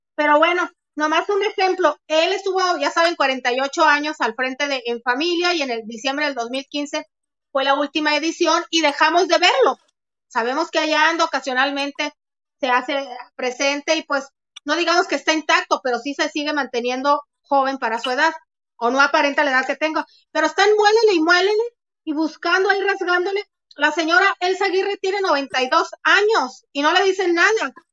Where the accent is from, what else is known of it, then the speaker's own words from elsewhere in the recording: Mexico; cómo somos los mexicanos